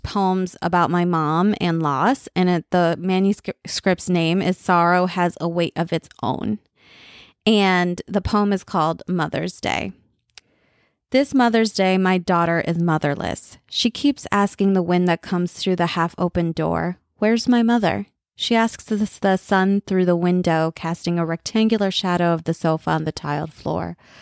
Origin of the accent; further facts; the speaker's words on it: United States; first language Bengali; I'm the most American American you'll ever meet. And because I am, you know, born of immigrants